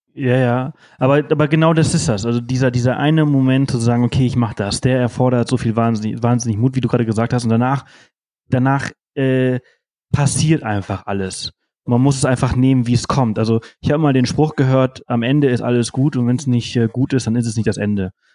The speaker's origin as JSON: {"language": "German", "area": "Mallorca", "region": "Balearic Islands", "country": "Spain", "said": "ich komme aus Mallorca"}